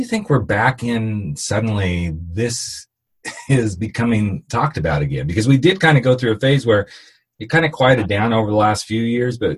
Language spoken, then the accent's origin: English; California, United States; I'm from California